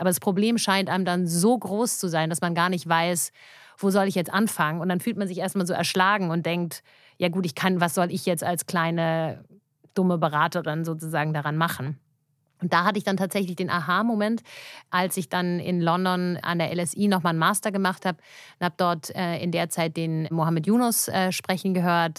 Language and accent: German; Germany; ich war natürlich sehr behütet auch aufgewachsen hier in Deutschland, auch noch mit einer kanadischen Mutter